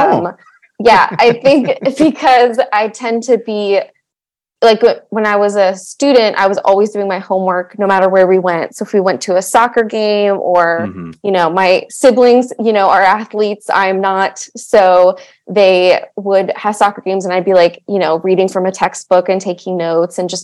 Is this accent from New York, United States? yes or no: no; Montgomery County, Maryland, United States; I grew up in Montgomery County, Maryland, where actually I still teach now